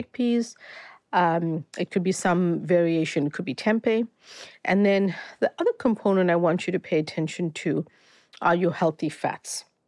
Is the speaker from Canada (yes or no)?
no; South Africa; moved away as an adult; also born or lived in Boston; I grew up, before I moved to study in Boston, I grew up in South Africa, um, Indian family